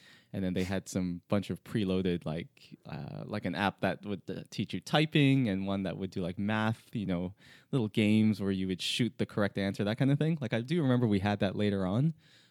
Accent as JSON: {"language": "English", "town": "Toronto", "region": "Ontario", "country": "Canada", "said": "I'm from Toronto in Canada."}